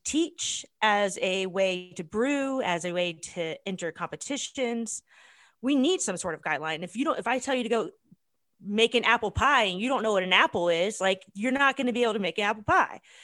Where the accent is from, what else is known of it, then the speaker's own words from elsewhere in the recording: United States; as an American